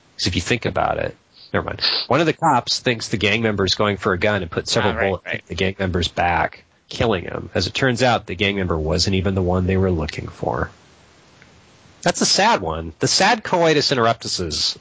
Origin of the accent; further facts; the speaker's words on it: United States; I'm an American